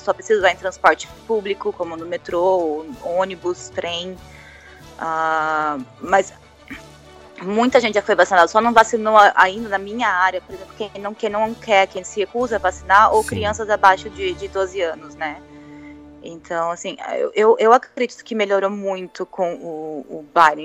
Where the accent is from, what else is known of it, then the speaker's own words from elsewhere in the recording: Tatuí, São Paulo, Brazil; moved away as an adult; now in United States; eu saí do Brasil, foi para vir para cá para estudar